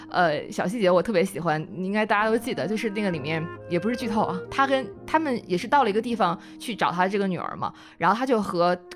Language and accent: Chinese; Northeast China, China; 我作为一个东北人